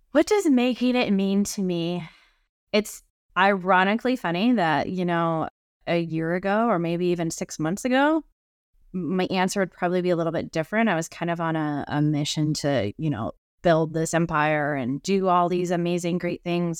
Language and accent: English; Idaho, United States; I grew up here in Idaho in the mountains